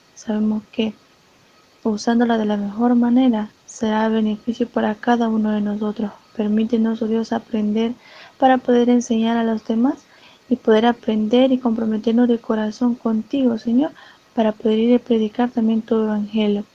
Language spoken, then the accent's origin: Spanish; El Salvador; Soy de El Salvador